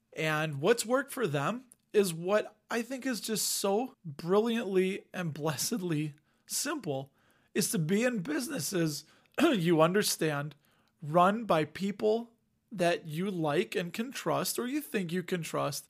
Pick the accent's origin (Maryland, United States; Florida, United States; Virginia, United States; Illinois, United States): Illinois, United States; Cook County; I was raised in Cook County, went to Cook County Public Schools